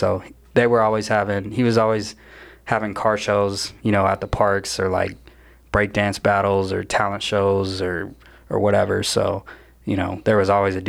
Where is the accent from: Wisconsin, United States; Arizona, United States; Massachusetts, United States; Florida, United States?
Arizona, United States; Phoenix; I'm born and raised in Phoenix, Arizona, Tempe in Phoenix.